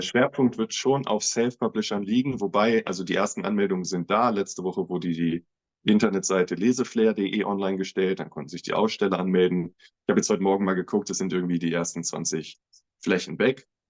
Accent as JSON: {"language": "German", "town": "Göttingen", "region": "Lower Saxony", "country": "Germany", "tie": "born or raised there", "moved": "as an adult", "lives_now": "Braunschweig, Germany", "said": "ich komme gebürtig aus Göttingen, ähm, lebe jetzt vier Jahre in Braunschweig"}